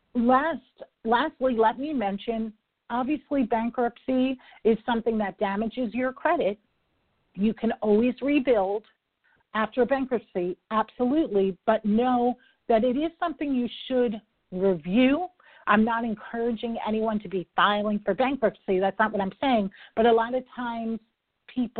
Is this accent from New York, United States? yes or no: yes; New York, United States; I am a New Yorker